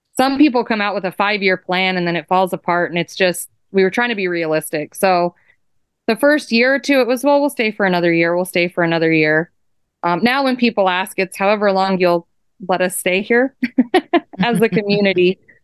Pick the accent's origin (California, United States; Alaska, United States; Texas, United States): Alaska, United States; Fairbanks; moved away as an adult; now in Point Hope, United States; I was born and raised in Fairbanks, Alaska, which is interior Alaska